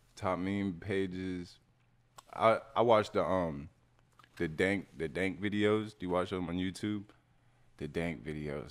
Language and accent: English; Kennesaw, Georgia, United States; I'm from Kennesaw